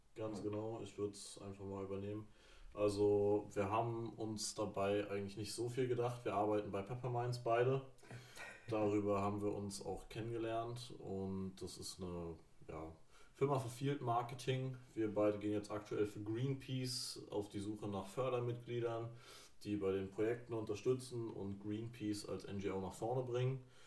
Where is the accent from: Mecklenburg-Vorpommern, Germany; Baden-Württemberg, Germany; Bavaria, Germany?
Mecklenburg-Vorpommern, Germany; near Rostock; moved away; Ich komme aus der Nähe von Rostock